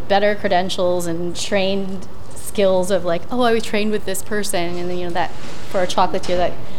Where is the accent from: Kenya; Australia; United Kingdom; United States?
United States; Santa Rosa, California; We were teenagers at the time, growing up in Santa Rosa.